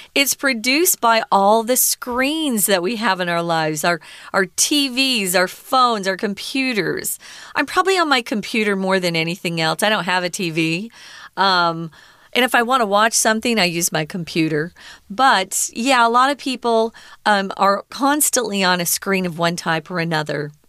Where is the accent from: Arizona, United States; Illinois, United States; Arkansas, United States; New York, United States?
Arizona, United States; moved away as an adult; now in Taiwan; I grew up in Arizona. We have strong sun